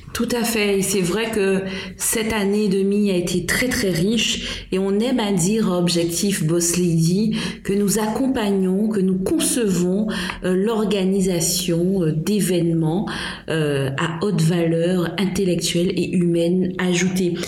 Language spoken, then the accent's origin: French; Guadeloupe; nous avons chez nous en Guadeloupe